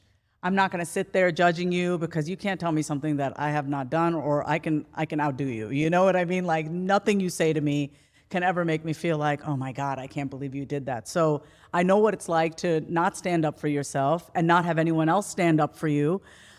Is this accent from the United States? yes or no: yes; New York, United States; I'm from New York